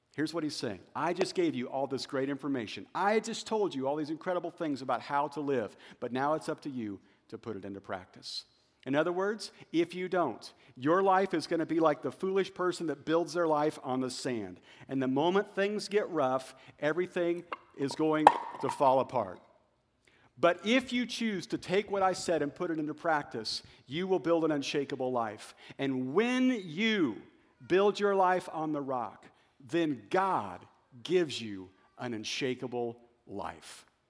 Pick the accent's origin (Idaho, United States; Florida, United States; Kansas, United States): Kansas, United States; Wichita; moved away as an adult; also born or lived in Joplin, Missouri / Kentucky; Shane and I grew up in Wichita, Kansas